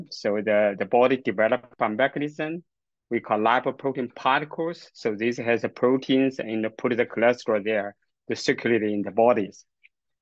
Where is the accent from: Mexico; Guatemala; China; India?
China; moved away as an adult; also born or lived in Kingston, Canada / United States; now in Alberta, Canada; I grew up in China, get my university degree and the master training in China. And then I moved to Canada